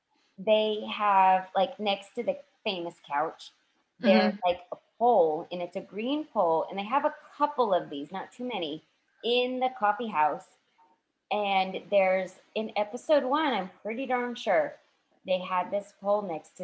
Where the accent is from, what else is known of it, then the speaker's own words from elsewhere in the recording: Ponca City, Oklahoma, United States; also born or lived in Houston; I was born in Houston. I love Texas. Ava hates Texas because Texans just love Texas too much. Sorry. But I did go to Oklahoma, small town, Ponca City, Oklahoma, where I met my high school BFF